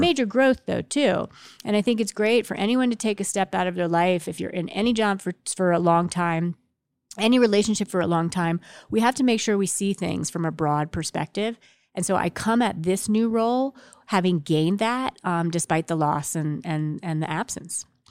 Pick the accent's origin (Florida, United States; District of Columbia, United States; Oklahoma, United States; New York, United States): District of Columbia, United States; Washington; when we were growing up in Washington, D C